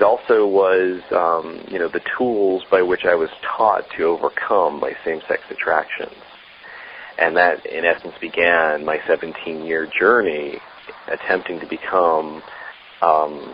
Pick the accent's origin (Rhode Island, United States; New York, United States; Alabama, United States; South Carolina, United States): New York, United States; the Catskills; I grew up in New York State in the Catskills, right outside of New York City